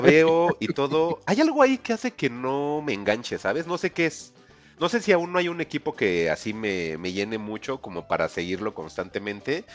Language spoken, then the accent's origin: Spanish; Mexico